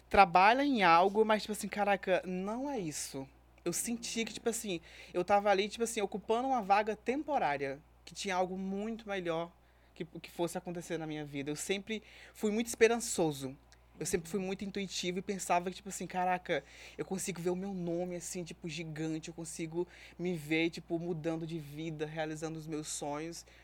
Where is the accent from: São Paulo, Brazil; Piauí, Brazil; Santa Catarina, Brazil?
Piauí, Brazil; Cocal dos Alves; moved away as an adult; now in Rio de Janeiro, Brazil; Sou piauiense, de uma cidade chamada Piauí. Cocal dos Alves.